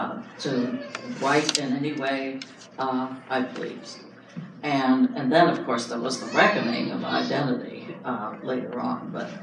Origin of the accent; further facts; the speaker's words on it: Indiana, United States; I come from Indiana